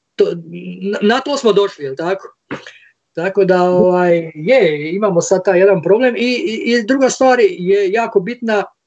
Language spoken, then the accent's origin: Croatian; Split, Split-Dalmatia County, Croatia; Mi ovdje iz Splita